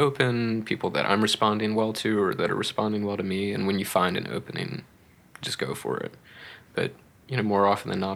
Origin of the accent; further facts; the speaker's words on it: Hampton Roads, Virginia, United States; moved away as an adult; also born or lived in Ohio; the Hampton Roads region where I grew up in Virginia